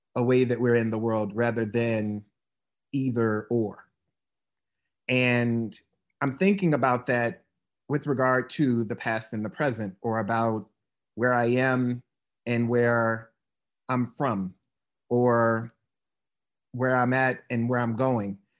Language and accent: English; Decatur, United States; now in Charlottesville, United States; my hometown of Decatur